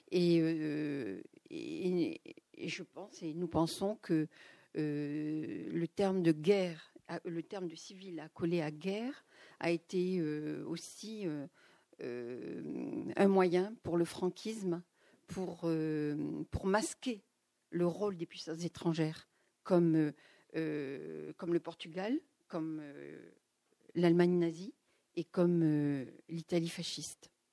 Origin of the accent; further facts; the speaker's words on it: Algeria; now in France; je suis née en Algérie